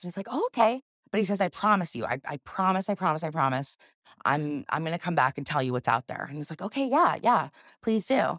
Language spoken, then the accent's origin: English; South Carolina, United States; I grew up here in, in South Carolina. I was raised in South Carolina